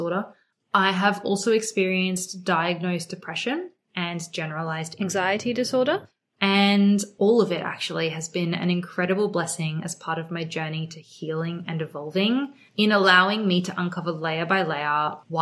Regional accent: Sydney, New South Wales, Australia; also born or lived in Melbourne; I was born and raised in Sydney, Australia. I feel very blessed to have grown up here. I am actually still here

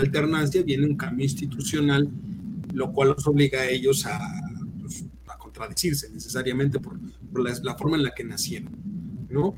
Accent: Hidalgo, Mexico; moved away; allá en mi tierra, en el estado de Hidalgo

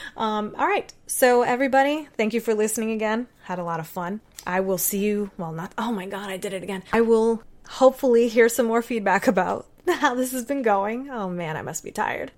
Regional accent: Puerto Rico; I'm Puerto Rican.

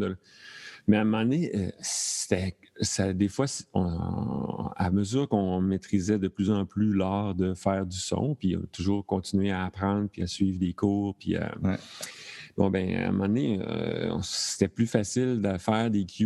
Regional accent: Thetford Mines, Quebec, Canada; now in Montreal, Canada; je suis originaire de Thetford Mines

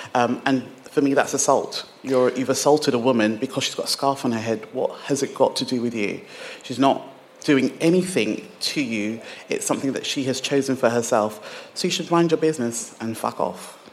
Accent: England, United Kingdom; accent: British; also born or lived in Nigeria / London / Hemel Hempstead, Hertfordshire; I was born in Nigeria and I grew up in England.

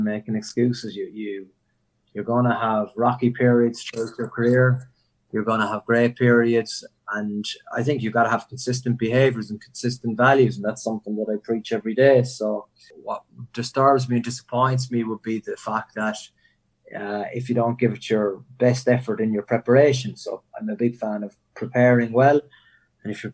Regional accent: Cork, Munster, Ireland; moved away; I am from Cork and it's the other side of the world

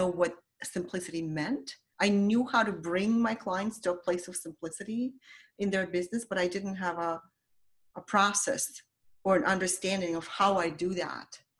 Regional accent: Ukraine; English is a second language; moved away as an adult; now in United States; I came to America from Ukraine as a 19-year-old. So I had to learn a language

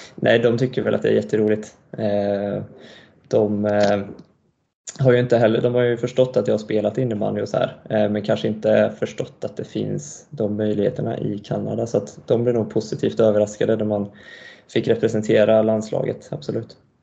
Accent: Karlstad, Värmland, Sweden; also born or lived in Montreal, Canada; vi flyttade till Karlstad när jag var tre ungefär. Eh, och sen är jag uppvuxen här då.

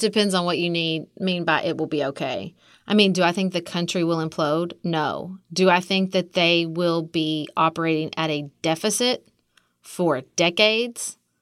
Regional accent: Kentucky, United States; accent: Kentucky, Southern; also born or lived in Washington, D.C.; my Kentucky accent

